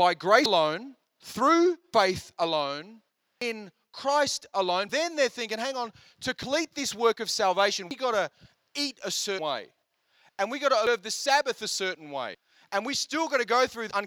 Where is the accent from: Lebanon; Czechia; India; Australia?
India; I'm Indian